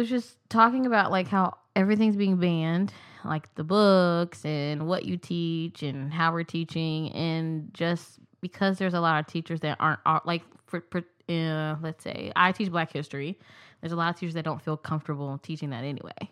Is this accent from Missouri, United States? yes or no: yes; Kansas City, Missouri, United States; also born or lived in Columbia, Missouri; I'm from Kansas City, Missouri